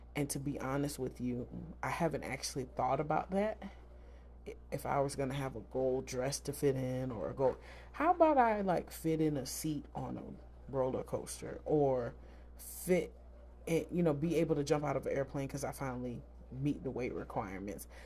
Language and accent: English; the South, United States; I grew up in the South